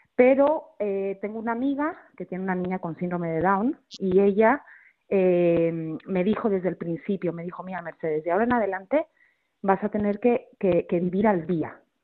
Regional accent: Mexico; moved away as an adult; also born or lived in Barcelona, Spain; now in Madrid, Spain; yo nací en México, eh, mis papás son españoles, pero, pero nací en México, estuve 20 años viviendo ahí y luego ya me vine a vivir a España

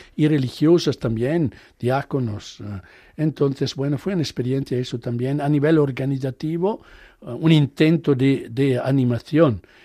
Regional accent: Italy; Spanish is a second language; moved away; yo soy italiano, hablo el inglés como hablo el español

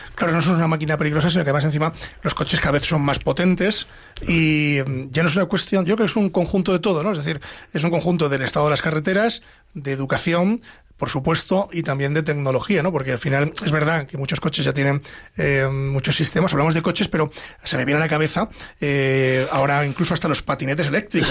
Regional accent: Ávila, Castile and León, Spain; Yo que soy de Ávila

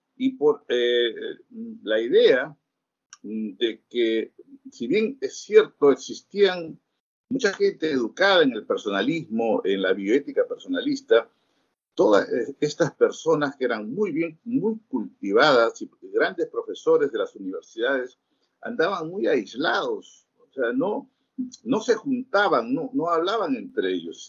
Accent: Peru; somos del Perú

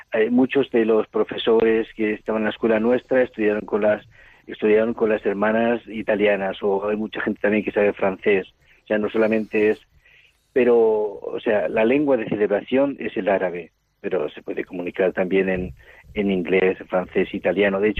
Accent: Altea, Valencian Community, Spain; born there; also born or lived in Burkina Faso / Cameroon / Ivory Coast; yo nací en, en, en Altea, en Alicante, aunque toda la familia es de Villarrobledo, de Albacete. O sea, soy castellano manchego

